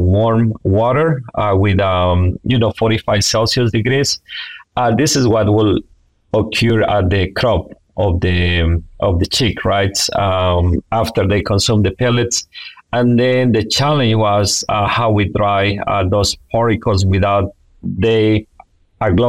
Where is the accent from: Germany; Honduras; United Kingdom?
Honduras; moved away as an adult; also born or lived in North Carolina, United States; now in Alabama, United States; I am originally from Honduras